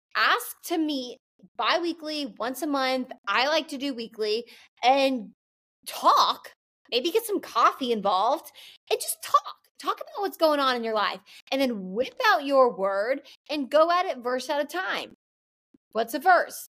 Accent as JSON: {"language": "English", "region": "the South", "country": "United States", "said": "I'm from the South"}